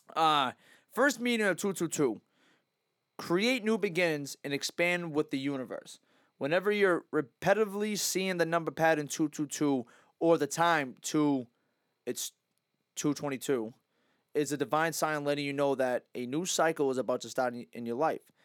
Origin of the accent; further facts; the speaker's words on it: Massachusetts, United States; growing up in, like, Mass